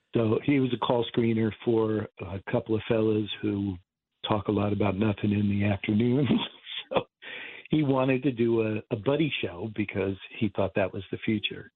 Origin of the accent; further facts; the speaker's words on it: Martinsville, New Jersey, United States; I grew up in Martinsville, and which is part of Bridgewater